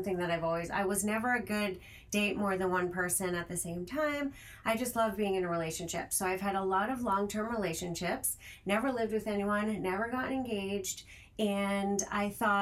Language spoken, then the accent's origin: English; Rhode Island, United States; now in Los Angeles, United States; I'm originally from Rhode Island